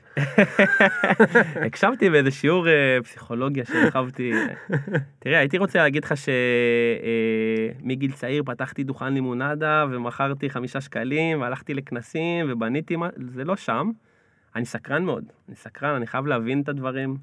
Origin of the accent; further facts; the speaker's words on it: Mevaseret Zion, Jerusalem District, Israel; אני גדלתי במבשרת, מבשרת ציון